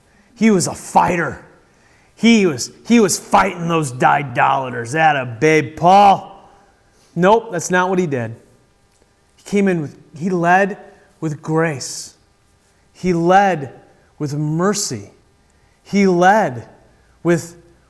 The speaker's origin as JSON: {"language": "English", "country": "United States", "said": "as American Christians"}